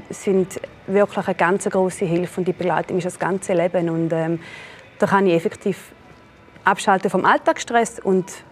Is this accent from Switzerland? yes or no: yes; St. Gallen, Switzerland; Sage ich aus der Schweiz, ja, wo aus der Schweiz? Sage ich aus St. Gallen.